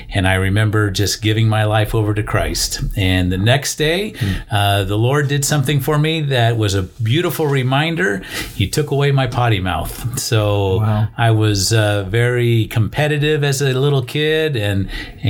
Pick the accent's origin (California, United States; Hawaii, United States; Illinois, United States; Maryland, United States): California, United States; Downey; born and raised in Downey, and I was raised by a single parent, my mother